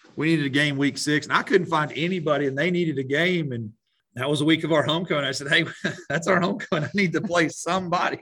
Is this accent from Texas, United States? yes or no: yes; Strawn, Texas, United States; I grew up in Strawn, Texas